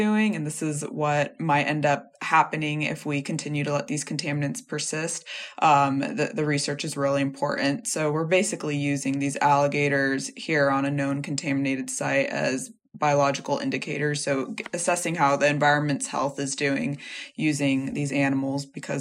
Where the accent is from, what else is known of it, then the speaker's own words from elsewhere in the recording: California, United States; moved away as an adult; I'm originally from California